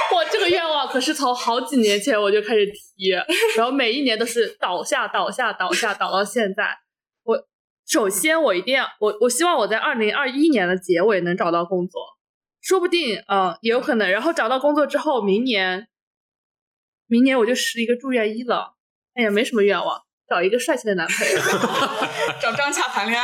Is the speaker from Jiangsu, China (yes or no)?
yes; Jiangsu, China; 我们是，都是江苏人